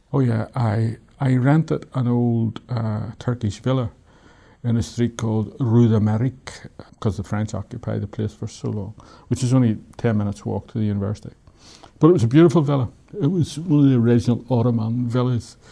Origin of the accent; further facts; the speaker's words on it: Belfast, Northern Ireland, United Kingdom; moved away as an adult; I come from Belfast, I know what this is all about